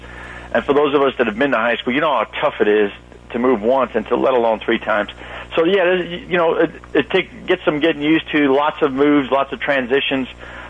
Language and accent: English; New York City, New York, United States; moved away; I'm originally from Brooklyn, New York, so, you know, … makes me feel like I'm back home.